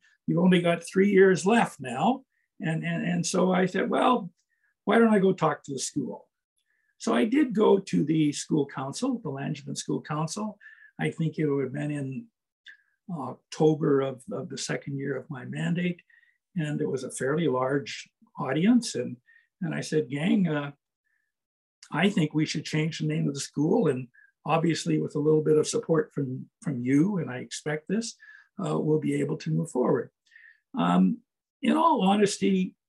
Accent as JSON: {"language": "English", "town": "Medicine Hat", "region": "Alberta", "country": "Canada", "tie": "born or raised there", "said": "I was born in Medicine Hat, have spent all my life in Southern Alberta."}